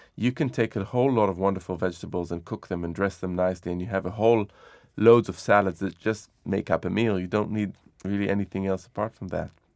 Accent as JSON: {"language": "English", "town": "Jerusalem", "region": "Jerusalem District", "country": "Israel", "tie": "born or raised there", "said": "When I was growing up in Jerusalem"}